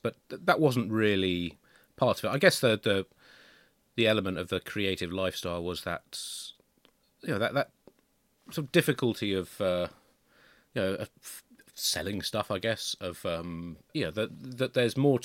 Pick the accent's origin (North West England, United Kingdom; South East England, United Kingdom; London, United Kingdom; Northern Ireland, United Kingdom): South East England, United Kingdom; Tunbridge Wells; I grew up in Tunbridge Wells